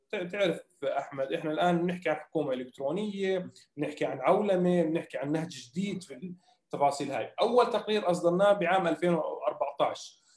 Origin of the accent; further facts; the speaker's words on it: Jordan; احنا ناس اردنيين